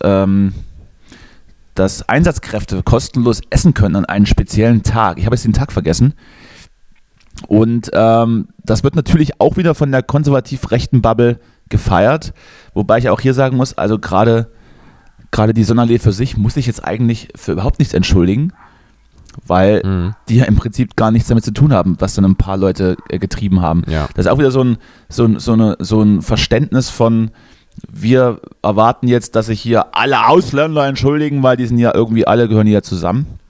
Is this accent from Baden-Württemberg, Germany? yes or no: no; Thuringia, Germany; moved away; meinem Heimatort